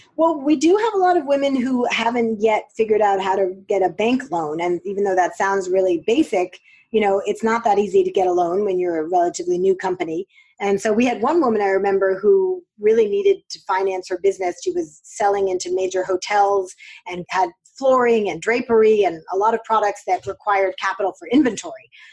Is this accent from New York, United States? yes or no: yes; New York City, New York, United States; I grew up in New York